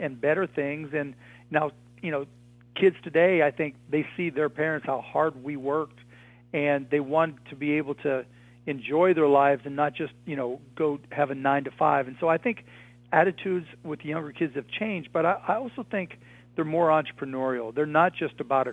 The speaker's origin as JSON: {"language": "English", "town": "Pittsburgh", "region": "Pennsylvania", "country": "United States", "tie": "born or raised there", "said": "I grew up in Pittsburgh, Pennsylvania"}